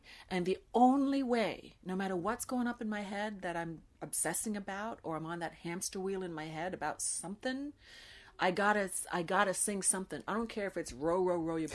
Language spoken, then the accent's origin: English; Canada; I'm Canadian by birth